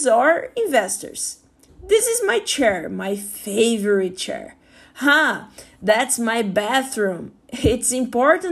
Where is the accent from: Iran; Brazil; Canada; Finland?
Brazil; I'm from Brazil